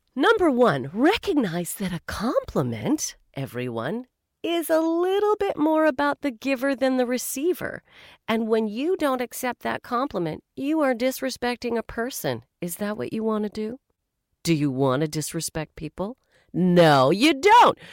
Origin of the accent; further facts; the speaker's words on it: Canada; As a Canadian